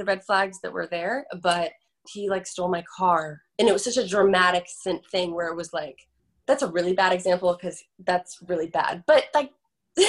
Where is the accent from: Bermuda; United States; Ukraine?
United States; Florida; now in Los Angeles, United States; I'm from Florida and I grew up by the ocean